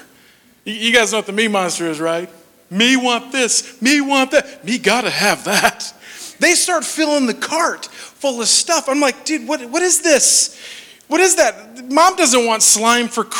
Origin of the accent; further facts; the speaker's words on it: Minnesota, United States; moved away; I'm from Minnesota originally, and I'm kind of Nordic